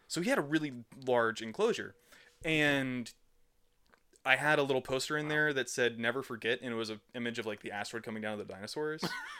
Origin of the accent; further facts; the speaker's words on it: Frankfort, Kentucky, United States; moved away as an adult; also born or lived in Georgia / Indiana; now in Louisville, United States; I was born in Frankfurt. I grew up mostly in Frankfurt. I spent some time in Georgia. I spent some time in Indiana. I've been in Louisville for about 5-6 years now.